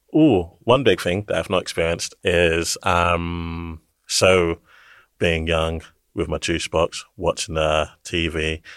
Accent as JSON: {"language": "English", "region": "London", "country": "United Kingdom", "tie": "born or raised there", "said": "I grew up in East London, born here"}